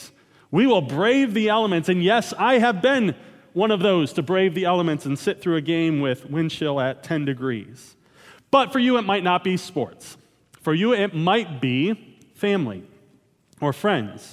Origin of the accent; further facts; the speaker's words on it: Wisconsin, United States; moved away; Growing up in Wisconsin, devotion to a certain football team was a given